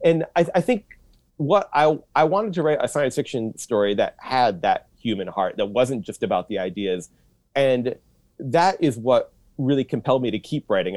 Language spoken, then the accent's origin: English; Troy, Michigan, United States; moved away as an adult; also born or lived in Washington, D.C. / Japan / Indiana; now in Chicago, United States; I grew up in Troy